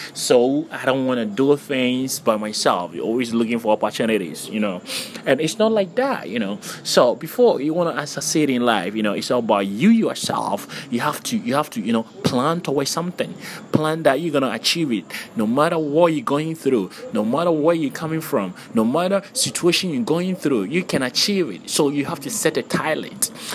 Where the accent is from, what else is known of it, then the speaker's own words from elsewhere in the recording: Ghana; I'm Ghanaian